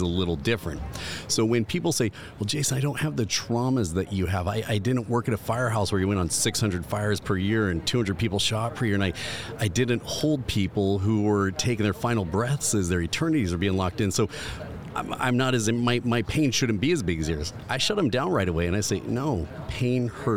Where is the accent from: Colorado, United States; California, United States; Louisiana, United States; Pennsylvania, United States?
California, United States; I'm from California